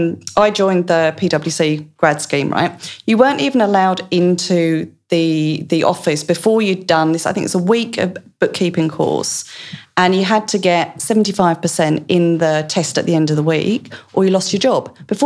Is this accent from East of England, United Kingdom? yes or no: yes; East of England, United Kingdom; accent: Essex, Australianised; moved away as an adult; now in Australia; So this is why my accent got Australianised quite so quickly, because the Essex lilt and the Australian, it kind of just melds.